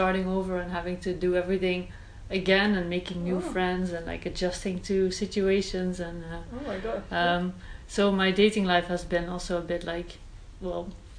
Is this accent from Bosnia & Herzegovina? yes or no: no; Netherlands; English is a second language; moved away as an adult; also born or lived in New York / Poland / Ireland; Okay, so I grew up in the Netherlands, and I moved away for my first internship when I was, I think, 21, 22. And I lived in New York for 6 months.